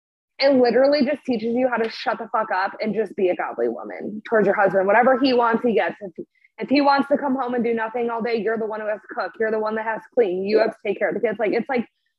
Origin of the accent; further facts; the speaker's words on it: Chicago, Illinois, United States; I'm from Illinois. I'm from Chicago.